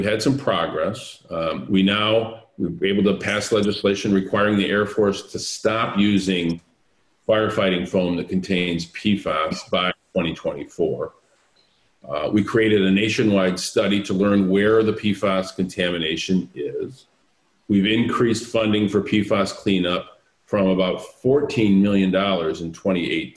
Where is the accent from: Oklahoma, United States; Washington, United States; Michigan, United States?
Michigan, United States; Flint; my hometown of Flint